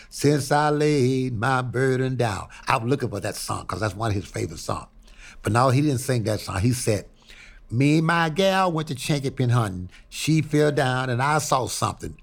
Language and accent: English; Houma, Louisiana, United States; moved away; also born or lived in Pine Bluff, Arkansas / Chicago; I was born in a little place called Haynesville, Houma, Louisiana